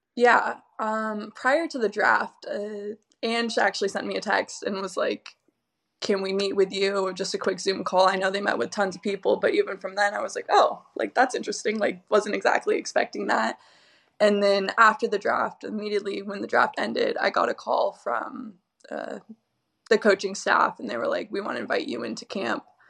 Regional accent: Southern California, United States; moved away; I'm from SoCal

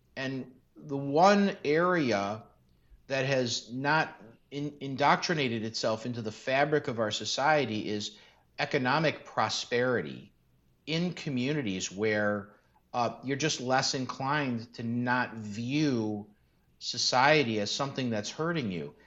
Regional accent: Chicago, Illinois, United States; I grew up in North Austin in Chicago

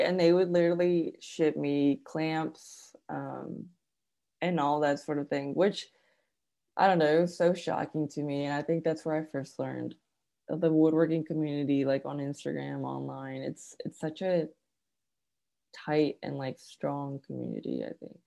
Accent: California, United States; also born or lived in Arkansas; now in Chattanooga, United States; i was born and raised in california

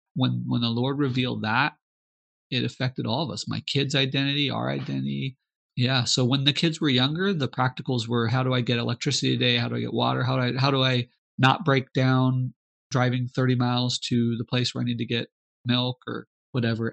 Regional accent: Arizona, United States; moved away as an adult; now in Mozambique; we're from Arizona, a lot of our friends are are Hispanic

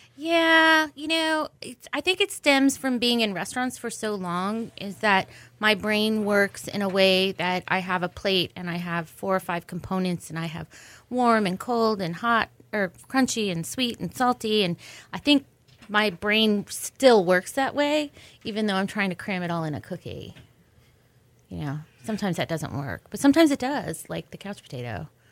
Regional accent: Dallas, Texas, United States; also born or lived in Wyoming / New York City; now in Houston, United States; I grew up in Dallas

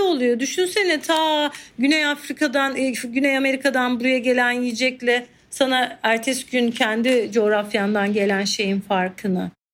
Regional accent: Mediterranean Region, Turkey; Ben bir Akdeniz çocuğu olarak

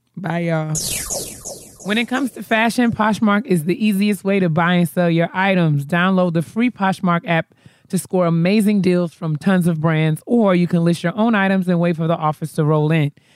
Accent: New York, United States; I'm from New York

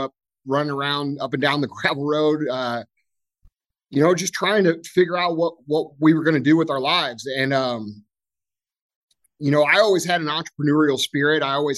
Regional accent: St. Louis, Missouri, United States; I grew up here right outside St. Louis, Missouri. My business is located here. I grew up on a little gravel road called Mooney Lane.

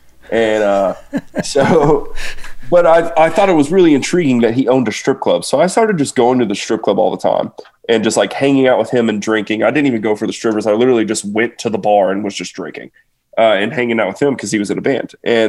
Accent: Kentucky, United States; This is back when I lived in Kentucky. And because I'm from there. I'm from Kentucky.

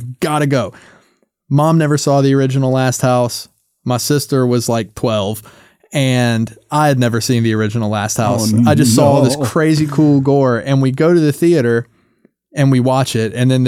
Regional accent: the South, United States; And I grew up in the South. So like ghost stories and hoodoo and folklore is like such a big part of the culture down there.

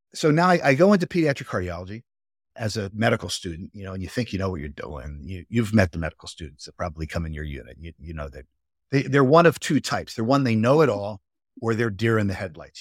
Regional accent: Philadelphia, Pennsylvania, United States; I was about as Northeast Philly as you could get. So I grew up in the Northeast in a row house

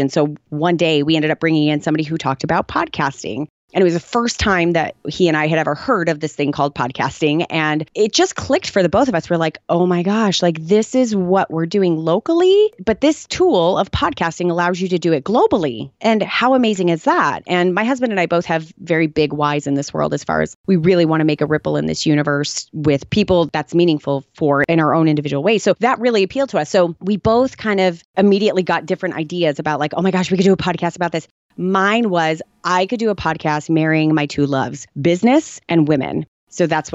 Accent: Tucson, Arizona, United States; I was born in Tucson, Arizona

